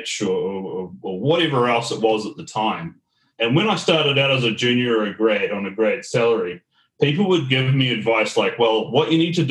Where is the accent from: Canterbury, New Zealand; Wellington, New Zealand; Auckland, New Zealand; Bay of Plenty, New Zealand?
Auckland, New Zealand; moved away as an adult; now in Melbourne, Australia; born and bred in Auckland, New Zealand